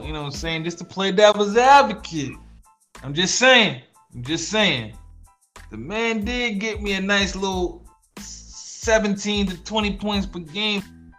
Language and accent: English; New York City, New York, United States; I'm from Brooklyn.